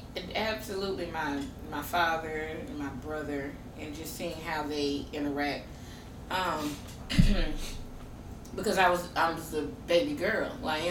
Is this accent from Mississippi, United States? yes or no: yes; Mississippi, United States; I came from Mississippi.